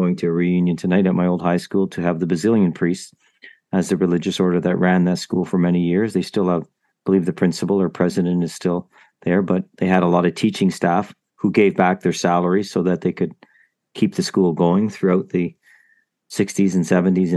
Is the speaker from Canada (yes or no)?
yes; Toronto, Ontario, Canada; I grew up in Toronto